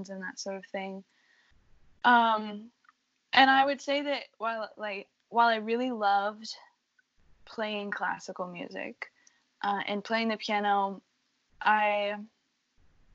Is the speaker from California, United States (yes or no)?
no; Colorado Springs, Colorado, United States; moved away as an adult; now in Boston, United States; coming from Colorado Springs, where, well, it was like I had a really good community there in the arts, and I could walk down the streets of my hometown